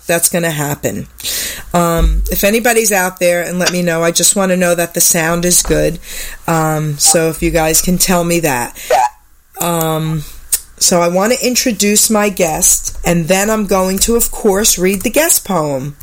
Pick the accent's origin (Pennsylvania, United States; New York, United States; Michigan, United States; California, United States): New York, United States; I'm from New York